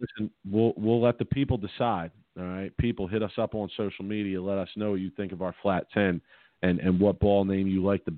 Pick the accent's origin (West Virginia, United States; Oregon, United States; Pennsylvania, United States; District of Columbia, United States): Pennsylvania, United States; Philadelphia; I'm from Philly. And when you're from Philly, Philly kind of has a little bit of their own vocabulary